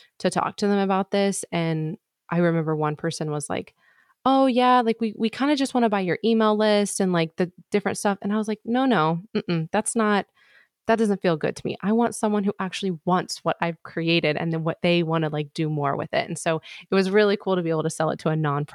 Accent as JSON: {"language": "English", "region": "Midwest", "country": "United States", "tie": "born or raised there", "moved": "yes", "said": "I'm from the Midwest. That's where I was born and raised. I'm actually in the process of moving back to the Midwest right now"}